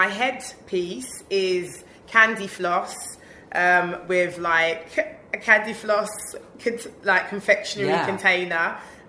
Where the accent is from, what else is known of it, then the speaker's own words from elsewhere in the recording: Birmingham, West Midlands, United Kingdom; I've been in London the past 3 years, so to be in my hometown, I'm like, come on. Like, rep Brum all day.